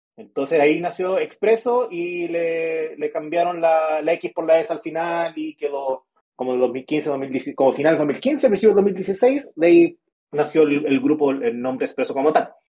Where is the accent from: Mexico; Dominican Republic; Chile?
Chile; Antofagasta; yo vivo en Antofagasta. O sea, yo soy de Antofagasta